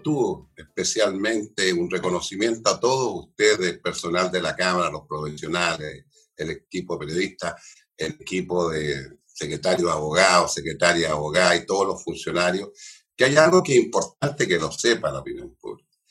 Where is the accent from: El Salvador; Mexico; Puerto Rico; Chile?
Chile; Concepción, Biobío; yo soy penquista, penquista, penquista